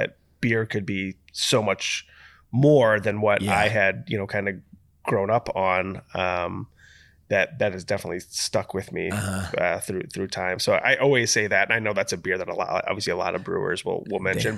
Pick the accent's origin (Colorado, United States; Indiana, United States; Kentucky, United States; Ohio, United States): Ohio, United States; Toledo; I don't even know that we had Sierra where I grew up in Toledo, Ohio.